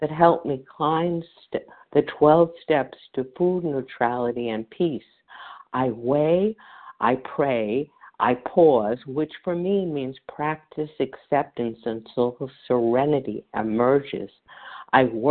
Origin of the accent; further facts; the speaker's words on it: New York City, New York, United States; as I grew up in New York City